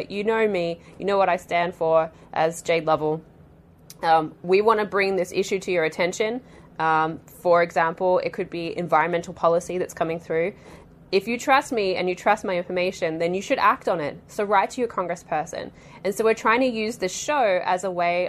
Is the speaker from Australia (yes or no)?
yes; Australia; moved away as an adult; I'm Australian